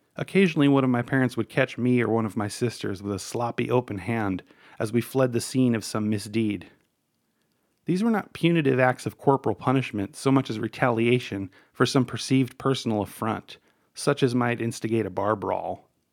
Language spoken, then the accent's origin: English; New York City, New York, United States; I was born, like both of my parents, in Brooklyn, New York